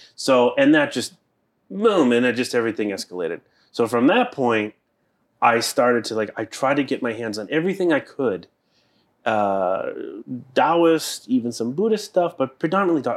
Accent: Boston, Massachusetts, United States; I am from the East Coast. I grew up in Boston.

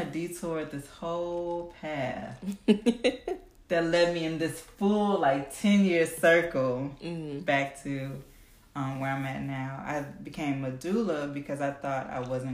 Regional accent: Evanston, Illinois, United States; I'm from Evanston

